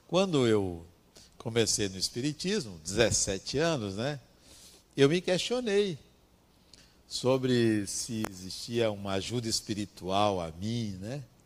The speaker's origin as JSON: {"language": "Portuguese", "region": "interior of Bahia", "country": "Brazil", "said": "eu vim do interior da Bahia"}